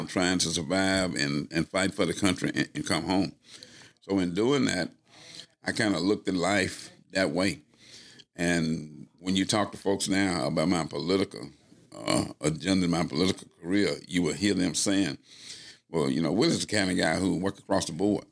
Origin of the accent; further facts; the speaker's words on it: Utica, Mississippi, United States; moved away as an adult; growing up in Utica, in that large family